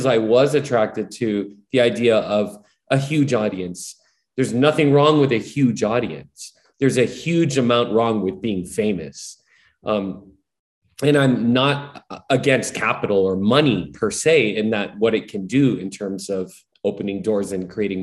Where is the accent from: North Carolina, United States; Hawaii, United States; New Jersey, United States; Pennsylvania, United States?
Hawaii, United States; I'm born and raised in Hawaii